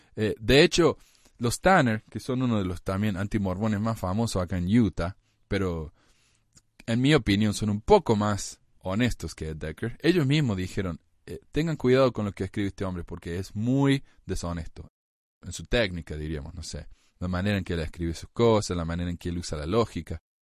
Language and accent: Spanish; Argentina; now in United States; en mi país, en Argentina